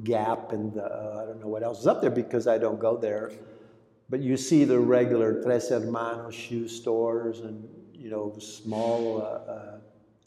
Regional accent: California, United States; first language Greek; English is a second language; also born or lived in Long Beach, California; I grew up in California only speaking Greek.

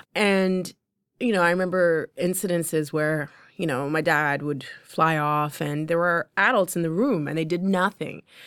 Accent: London, Ontario, Canada; English is a second language; I'm from London, Ontario. I'm in Toronto. I don't know anybody. I am 15 years old.

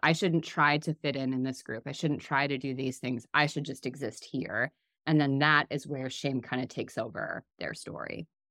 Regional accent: Midwest, United States; I'm from the Midwest

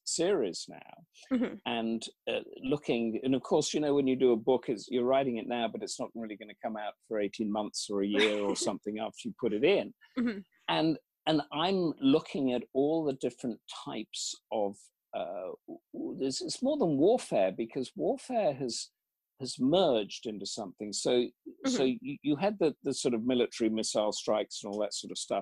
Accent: England, United Kingdom; being English

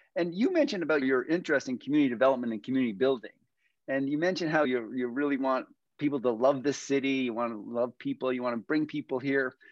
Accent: East Coast, Atlantic Canada, Canada; moved away; I come from the East Coast originally

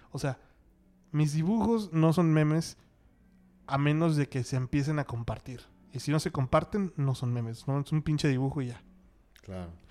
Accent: Mexico; Somos los mexicanos somos eh, estamos compitiendo contra Brasil en cuanto a memes en el mundo

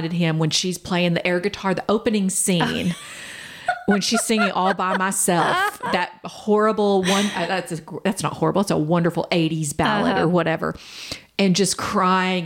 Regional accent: Kansas, United States; we grew up in Kansas

